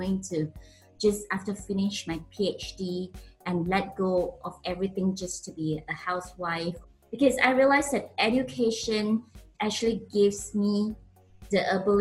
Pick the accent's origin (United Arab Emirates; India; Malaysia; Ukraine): Malaysia; Penang; moved away as an adult; also born or lived in Oxford, United Kingdom / Sweden; I was born in Penang, Malaysia.